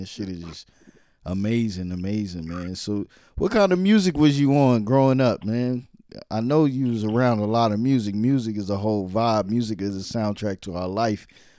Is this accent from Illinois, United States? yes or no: no; New York City, New York, United States; moved away; also born or lived in Brooklyn / Harlem; Yeah, man, I was originally born in Brooklyn, but I've been all over New York City, man, and all over the world, really.